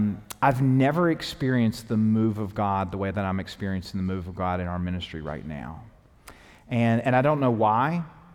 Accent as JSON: {"language": "English", "region": "the South", "country": "United States", "tie": "born or raised there", "said": "even though I was raised in the South, like there was churches around me."}